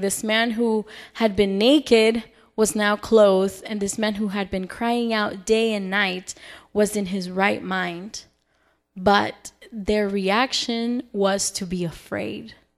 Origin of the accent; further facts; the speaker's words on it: Salt Lake City, Utah, United States; moved away; I am originally from Salt Lake City, Utah